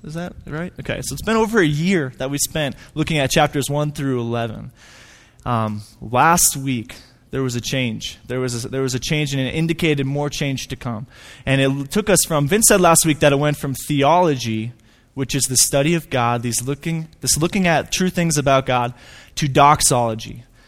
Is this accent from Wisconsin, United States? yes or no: yes; Hudson, Wisconsin, United States; moved away as an adult; now in Flagstaff, United States; I grew up in Hudson, Wisconsin.